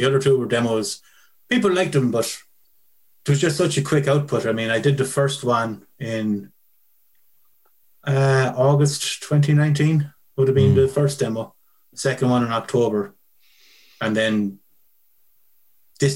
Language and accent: English; Clonmel, Tipperary, Ireland; Clonmel. Well, outside Clonmel.